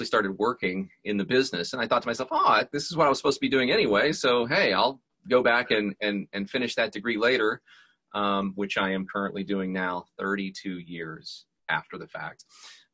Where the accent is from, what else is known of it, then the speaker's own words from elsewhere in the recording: Georgia, United States; also born or lived in Pennsylvania; grew up here in Georgia for 49 of my 51 years